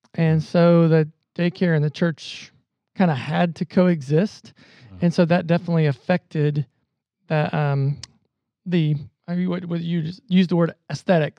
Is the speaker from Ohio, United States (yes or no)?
yes; Southern Ohio, United States; also born or lived in Columbus, Ohio; grew up in Southern Ohio, came to the Ohio State University